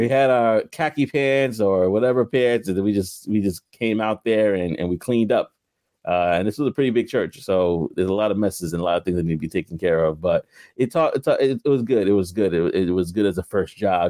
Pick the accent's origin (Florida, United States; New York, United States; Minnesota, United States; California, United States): New York, United States; New York City; also born or lived in Queens / Brooklyn; I grew up in New York, you know. I was living in Queens for a while